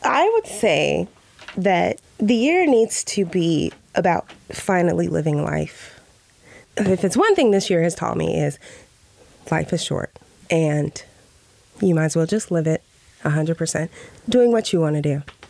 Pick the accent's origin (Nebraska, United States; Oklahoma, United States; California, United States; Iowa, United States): Nebraska, United States; also born or lived in Spain; I am from Nebraska. The first several years of my life were in Spain. Okay. I am a military brat.